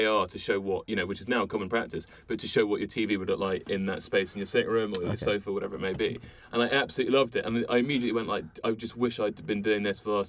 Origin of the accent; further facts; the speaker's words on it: London, United Kingdom; I'm from London, right, born and bred